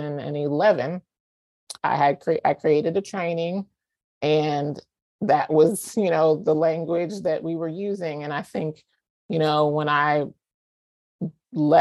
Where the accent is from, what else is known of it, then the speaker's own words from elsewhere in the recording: the South, United States; moved away as an adult; I'm from the South. I, you know, grew up in a religious family